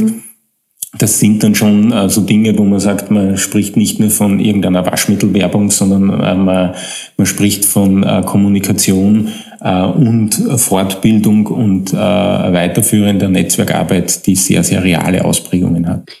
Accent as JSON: {"language": "German", "region": "Upper Austria", "country": "Austria", "moved": "as an adult", "lives_now": "Vienna, Austria", "said": "ich stamme aus Oberösterreich"}